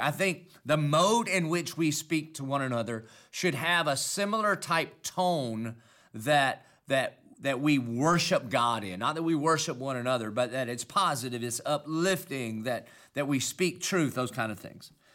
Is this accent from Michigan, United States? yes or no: no; Dillon, South Carolina, United States; accent: southern country; I obviously have a southern country accent. And that's because I'm from Dillon, South Carolina